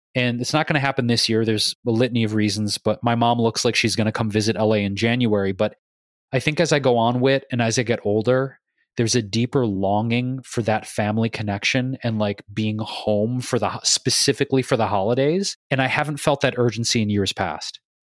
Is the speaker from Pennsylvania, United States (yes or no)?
no; Detroit, Michigan, United States; also born or lived in Chicago / New York; now in California, United States; growing up in Michigan, in Detroit